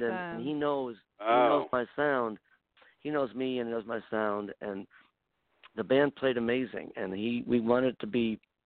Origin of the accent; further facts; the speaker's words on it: Buffalo, New York, United States; I grew up in Buffalo, New York